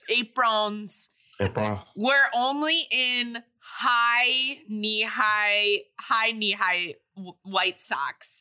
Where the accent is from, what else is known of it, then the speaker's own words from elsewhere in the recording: Chicago, Illinois, United States; growing up in Chicago, I grew up going to both White Sox and Cubs games